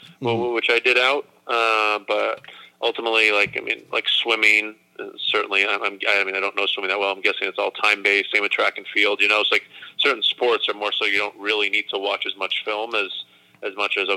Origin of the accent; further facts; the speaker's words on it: Acton, Massachusetts, United States; moved away as an adult; also born or lived in Florida; I grew up in Acton, Massachusetts, so it's about 25 miles directly west of Boston